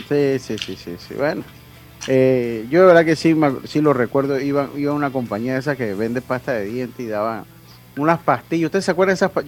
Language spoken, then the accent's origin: Spanish; Panama; yo soy panameño